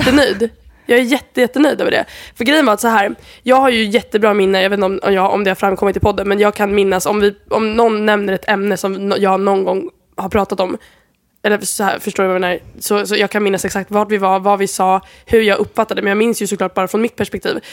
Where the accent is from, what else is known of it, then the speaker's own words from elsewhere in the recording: Sweden; moved away; jag är från Sverige